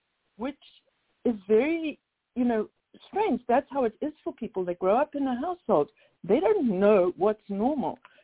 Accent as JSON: {"language": "English", "town": "Cape Town", "region": "Western Cape", "country": "South Africa", "tie": "born or raised there", "moved": "as an adult", "lives_now": "United States", "said": "I'm from Cape Town."}